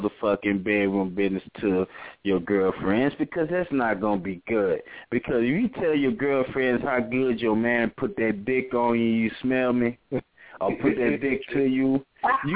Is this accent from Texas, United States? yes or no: yes; Beaumont, Texas, United States; also born or lived in Louisiana; I stay in Beaumont. I was raised in Beaumont.